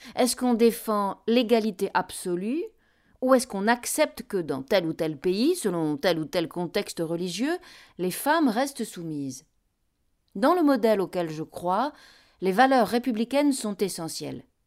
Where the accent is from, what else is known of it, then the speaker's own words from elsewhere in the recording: Spain; moved away; je suis né en Espagne